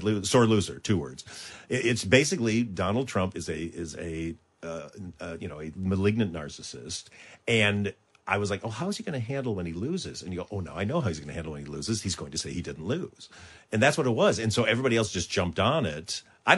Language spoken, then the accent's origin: English; Michigan, United States; I'm from Michigan